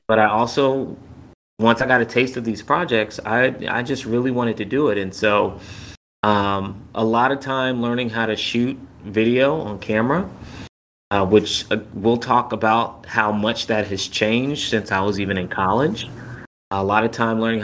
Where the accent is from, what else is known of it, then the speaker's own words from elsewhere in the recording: Cobb County, Georgia, United States; I grew up in Cobb County, Georgia, about 20 or so minutes outside of Atlanta